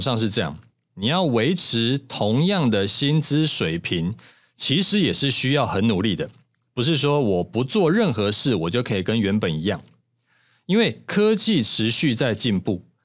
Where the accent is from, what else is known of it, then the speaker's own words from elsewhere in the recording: Taiwan; 咱们台湾人